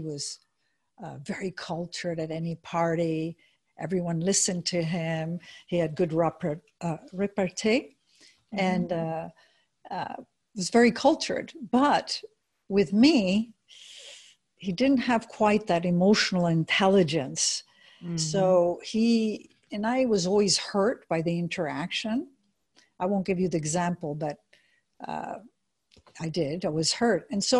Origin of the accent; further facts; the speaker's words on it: United States; also born or lived in Switzerland; First of all, I grew up in Europe. I'm American, but I also am Swiss.